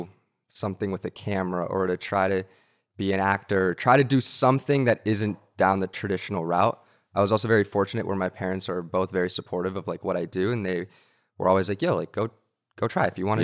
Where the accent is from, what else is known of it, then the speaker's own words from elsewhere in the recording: Santa Monica, California, United States; I did. Yeah. I grew up in Santa Monica.